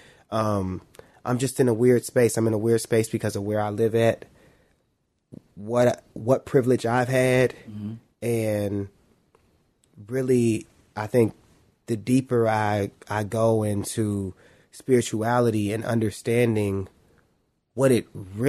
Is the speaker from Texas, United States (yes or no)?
no; Cleveland, Ohio, United States; also born or lived in Shaker Heights, Ohio; I was born in Cleveland. I grew up in Shaker. Well, let me say I lived in Shaker, but I grew up in Cleveland.